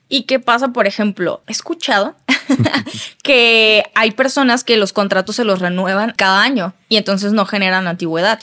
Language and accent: Spanish; Mexico; como mexicanos